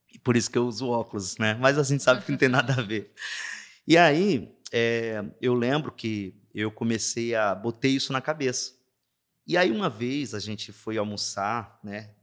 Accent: Juazeiro do Norte, Ceará, Brazil; accent: sotaque arrastado do interior; moved away as an adult; sou natural de Juazeiro do Norte, é, interior do Ceará

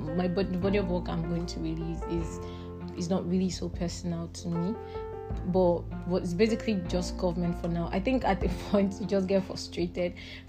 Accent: Imo, Nigeria; Imo State, Nigeria.

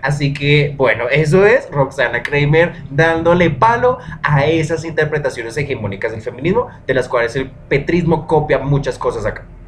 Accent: Colombia; nosotros somos muy colombianos y que lo que nosotros hacemos es muy de colombiano y muy de acá

